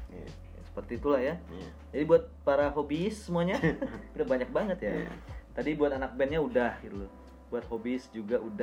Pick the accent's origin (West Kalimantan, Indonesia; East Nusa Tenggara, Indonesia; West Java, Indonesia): West Kalimantan, Indonesia; Pontianak; now in Jakarta, Indonesia; kota gue di Pontianak uh